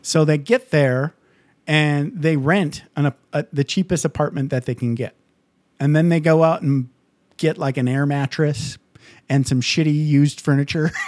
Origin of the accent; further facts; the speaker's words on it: Midwest, United States; also born or lived in California; now in Nevada, United States; I grew up in the Midwest